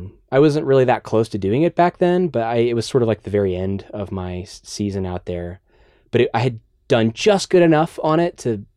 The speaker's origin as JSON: {"language": "English", "town": "Dallas", "region": "Texas", "country": "United States", "tie": "born or raised there", "lives_now": "Austin, United States", "said": "Dallas. I grew up in Dallas."}